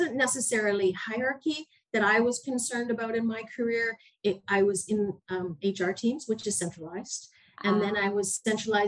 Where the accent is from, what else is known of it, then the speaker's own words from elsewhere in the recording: Canada; moved away as an adult; I'm a Canadian